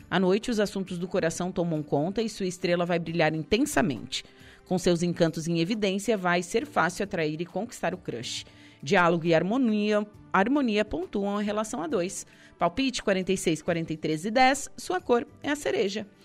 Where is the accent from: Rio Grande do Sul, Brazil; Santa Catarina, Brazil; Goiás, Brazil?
Santa Catarina, Brazil; Passo de Torres; Minha mãe é do Passo de Torres. Me criei na Rosa do Mar, na Bela, enfim.